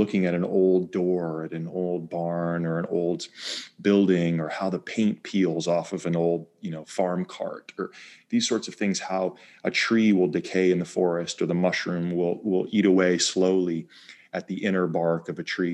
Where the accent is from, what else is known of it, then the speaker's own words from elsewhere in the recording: Bay Area, California, United States; moved away; also born or lived in East Coast / Maine; I grew up in California, in the Bay Area, outside of San Francisco.